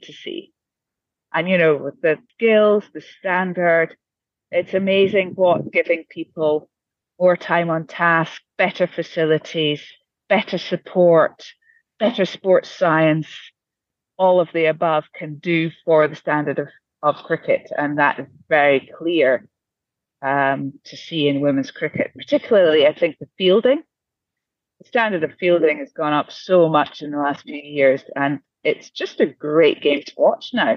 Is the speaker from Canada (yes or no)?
no; Scotland, United Kingdom; I'm a Scot